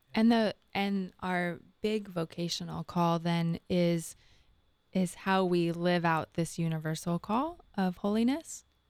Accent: Southern California, United States; moved away; I'm also from Southern

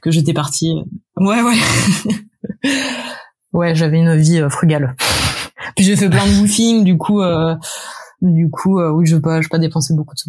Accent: Paris, Île-de-France, France; je suis née j'ai grandi à Paris

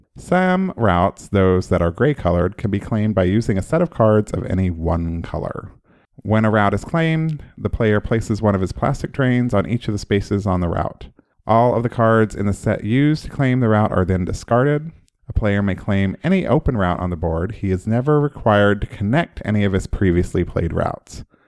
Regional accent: Oklahoma, United States; moved away; I'm from Oklahoma.

